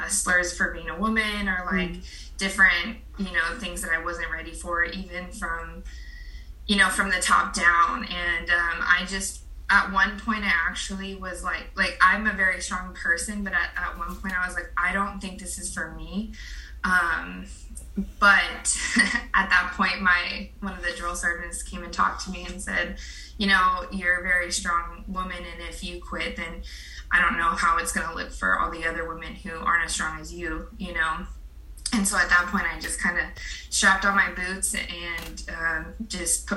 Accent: Pacific Grove, California, United States; also born or lived in Fort Wainwright, Alaska / Fort Benning, Georgia / San Jose; I grew up in Pacific Grove

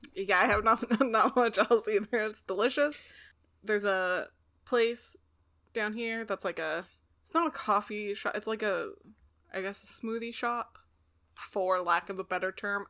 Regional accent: Pacific Northwest, United States; growing up in the Pacific Northwest

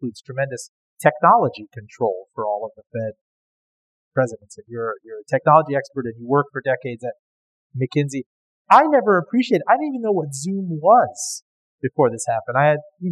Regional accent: Miami, Florida, United States; I grew up in Miami

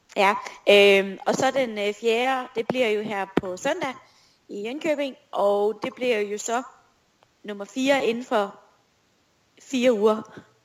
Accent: Esbjerg, Southern Denmark, Denmark; moved away as an adult; also born or lived in Aalborg; jeg er jo født og opvokset i Esbjerg, og Esbjerg er stadig min by.

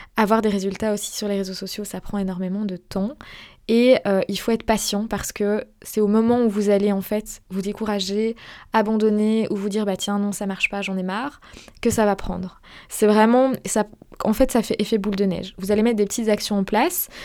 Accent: Belgium; je ne suis pas française. Je suis belge. J'ai la double nationalité, belge française, d'ailleurs. Mais, euh, je vis en Belgique

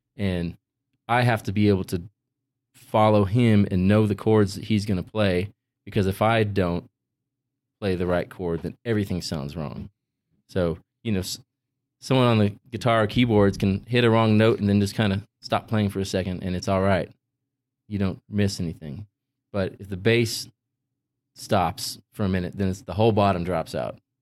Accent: Visalia, California, United States; moved away as an adult; also born or lived in Boston; I had just moved there from my hometown of Visalia, California

